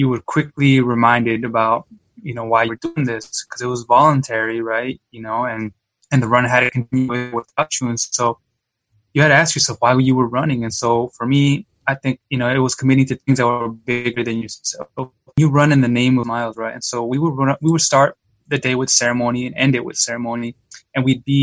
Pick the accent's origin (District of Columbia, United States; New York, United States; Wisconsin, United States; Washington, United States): Washington, United States; Yakima; I was born and raised in Yakima, Washington, to immigrant parents